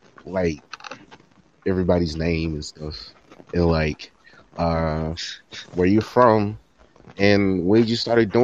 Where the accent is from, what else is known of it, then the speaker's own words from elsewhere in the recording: Alabama, United States; I'm from Alabama.